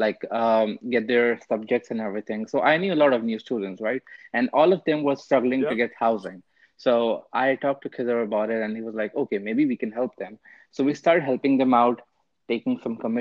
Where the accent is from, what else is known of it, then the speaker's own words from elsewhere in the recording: India; moved away as an adult; also born or lived in Boston, United States; now in United States; I came from India to Boston and University of Massachusetts, Boston, right?